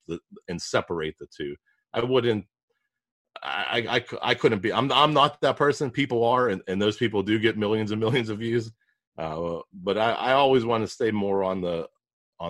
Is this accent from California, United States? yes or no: no; Pittsburgh, Pennsylvania, United States; I'm from Pittsburgh. We butcher a lot of words.